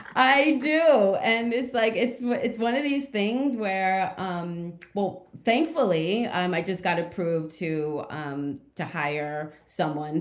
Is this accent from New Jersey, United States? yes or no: yes; outside of Trenton, New Jersey, United States; also born or lived in Montclair, New Jersey; I'm from New Jersey originally. I'm from um, outside of Trenton. Um, and then when I was in high school, I moved to uh, Montclair, which is closer to Newark